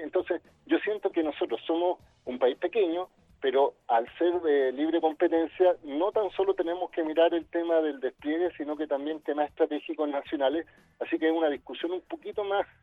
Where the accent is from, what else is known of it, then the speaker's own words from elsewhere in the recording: Chile; como chilenos